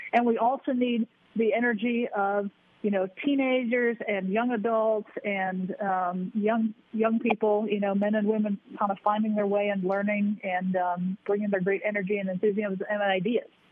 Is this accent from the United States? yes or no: yes; Sheboygan, Wisconsin, United States; I was a, a sports writer for my hometown newspaper, the Sheboygan Press in Sheboygan, Wisconsin, just north of sure. Milwaukee